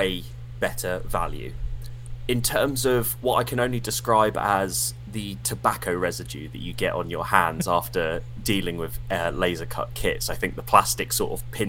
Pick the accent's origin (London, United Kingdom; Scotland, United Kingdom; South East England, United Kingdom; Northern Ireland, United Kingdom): South East England, United Kingdom; Portsmouth; I'm from Portsmouth